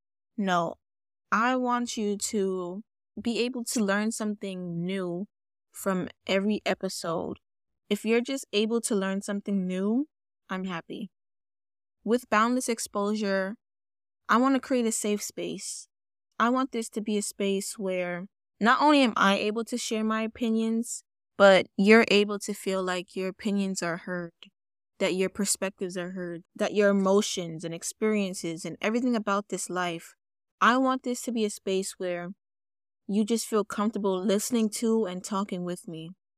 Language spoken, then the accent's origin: English; Bronx, New York, United States; As I said, I am Jamaican. And if you don't know what that means Jamaican and American. My mom was born in Jamaica. I grew up with my mom's side of the family. And I was born here.